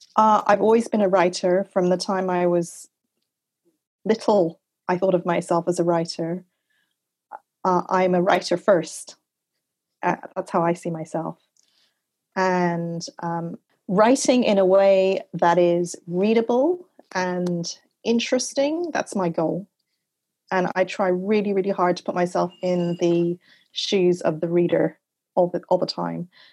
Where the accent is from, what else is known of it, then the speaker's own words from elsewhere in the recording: Montreal, Quebec, Canada; also born or lived in Laurentian Mountains; I grew up in Canada. I had, uh, I spent my first couple of years in the Laurentian Mountains. I had the wilderness as my backyard. Uh, in Montreal, I had the St. Lawrence River at the end of my street.